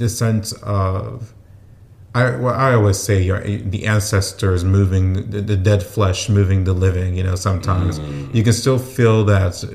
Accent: Houston, Texas, United States; Born and raised in Houston, Texas. Well, the Houston area anyways

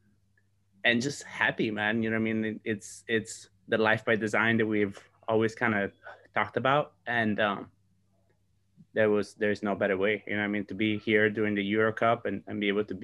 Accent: Sardinia, Italy; moved away; I am in my hometown in Sardinia

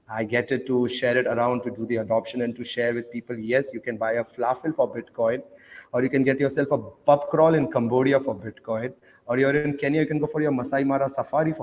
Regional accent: Oman; moved away; also born or lived in India; I grew up in Oman, though. That's next to Dubai. So I grew up in a Muslim country

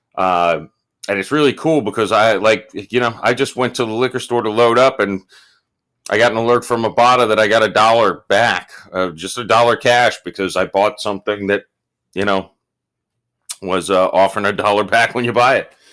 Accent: Florida, United States; I'm from the South

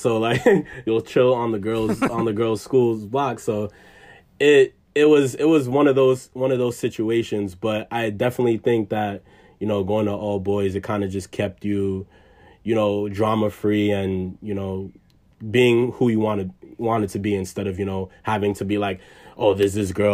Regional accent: New York City, New York, United States; I'm from the Bronx. I grew up, born and raised. So yeah, from the Bronx, New York

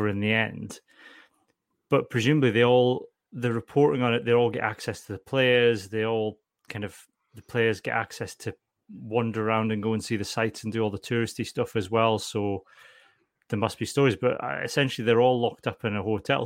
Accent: Scotland, United Kingdom; also born or lived in Berwick; being Scottish

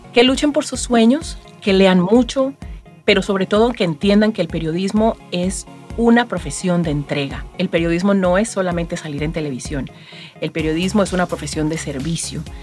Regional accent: Chocó, Colombia; moved away as an adult; now in Miami, United States; Nací en Colombia, en una región muy pobre llamada El Chocó.

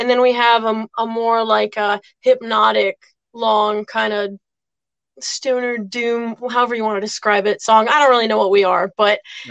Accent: Westerly, Rhode Island, United States; we're from Westerly, Rhode Island, so we're kind of like right on the border of Connecticut

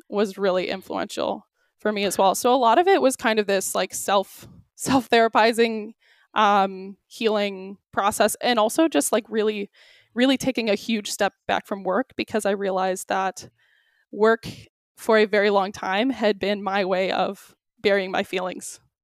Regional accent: Michigan, United States; also born or lived in Australia; now in Milwaukee, United States; I'm originally from Michigan

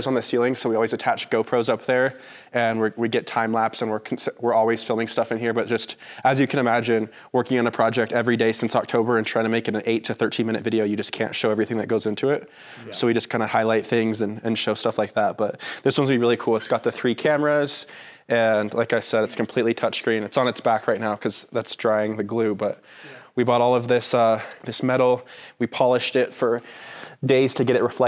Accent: Colorado, United States; I was born in Colorado, so I've been here my whole life

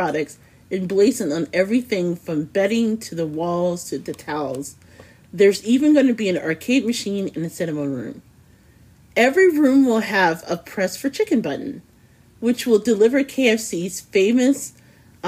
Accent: Indianapolis, Indiana, United States; I hail from Indianapolis, and we are famous for many things, including our chicken limo.

